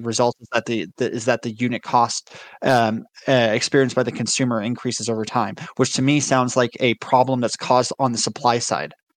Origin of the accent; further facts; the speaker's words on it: United States; as an American